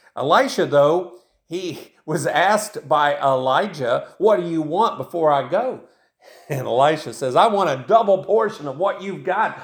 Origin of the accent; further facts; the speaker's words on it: Tennessee, United States; I grew up in Tennessee, and that's where I live right now, of course, and I've lived in Tennessee most of my life